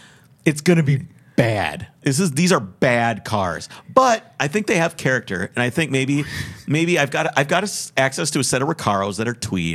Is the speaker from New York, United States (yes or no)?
no; Minneapolis, Minnesota, United States; I'm like, "Oh, I'm from Minneapolis."